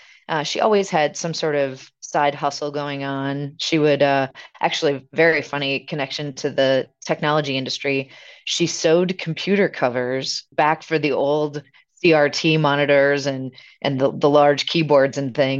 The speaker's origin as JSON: {"language": "English", "town": "Milwaukee", "region": "Wisconsin", "country": "United States", "tie": "born or raised there", "said": "So I grew up here actually in Milwaukee, Wisconsin, really only about half a mile away from where I'm sitting today."}